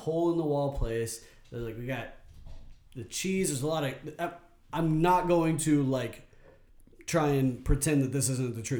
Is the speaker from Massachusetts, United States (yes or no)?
no; Kentucky, United States; moved away as an adult; also born or lived in Cincinnati, Ohio; I grew up in Kentucky and there was one in my hometown called Carrata's that was super greasy.